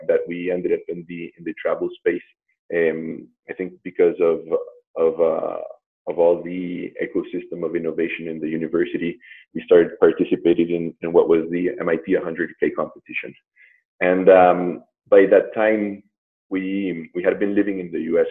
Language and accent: English; Colombia; moved away as an adult; also born or lived in New York / Boston / Mexico; I'm from Colombia. Um, I've been living abroad um, from Colombia like over 16 years